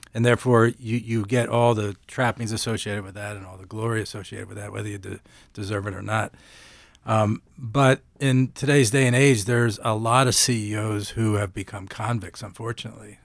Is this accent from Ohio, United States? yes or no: no; Philadelphia, Pennsylvania, United States; moved away; I'm from Philadelphia originally